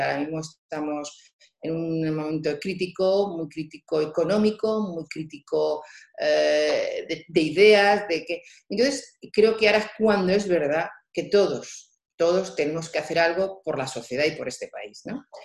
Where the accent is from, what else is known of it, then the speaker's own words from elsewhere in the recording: Albacete, Castilla-La Mancha, Spain; moved away as an adult; also born or lived in Madrid; siendo la hija mayor, que este, soy de Albacete, una ciudad pequeña